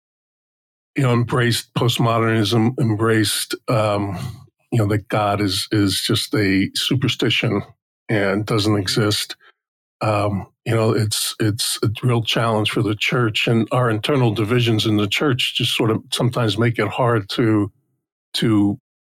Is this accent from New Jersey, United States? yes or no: yes; just outside Newark, New Jersey, United States; I grew up in New Jersey, just outside Newark